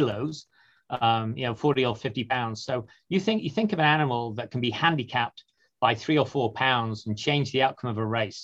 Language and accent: English; United Kingdom; moved away; I'm from the UK originally